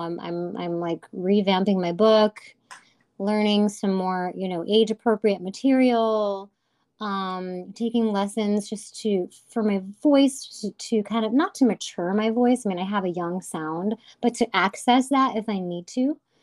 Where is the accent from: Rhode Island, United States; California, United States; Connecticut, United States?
Connecticut, United States; Hartford; I'm from the Hartford, Connecticut area